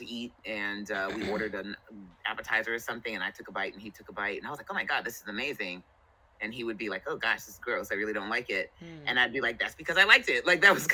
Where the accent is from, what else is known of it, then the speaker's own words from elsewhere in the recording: New Jersey, United States; moved away as an adult; also born or lived in California; I'm originally from New Jersey. I joined the military, which brought me out to California